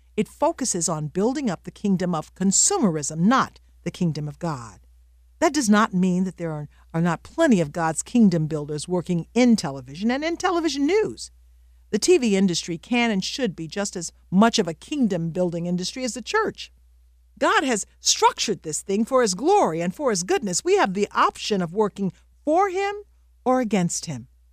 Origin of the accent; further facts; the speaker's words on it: the South, United States; I grew up in the South